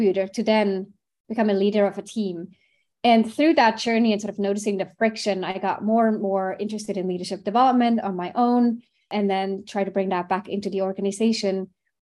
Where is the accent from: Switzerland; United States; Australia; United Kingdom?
Switzerland; I grew up in Switzerland and studied finance, thinking I might go into banking, like a typical Swiss kid